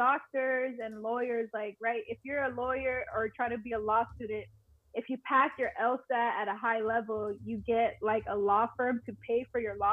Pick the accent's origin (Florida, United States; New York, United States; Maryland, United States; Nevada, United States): Florida, United States; Miami; also born or lived in Puerto Rico; I'm actually born and raised in Miami, Florida, but all my family is from Puerto Rico, so I'm Puerto Rican. I had some time moving back and forth from Miami and PR